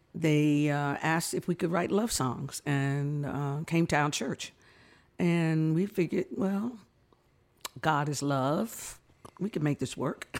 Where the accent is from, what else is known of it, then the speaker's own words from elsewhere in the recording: New York City, New York, United States; I was born in New York, uh, raised in the Bronx, so, uh, yeah, I'm a real New Yorker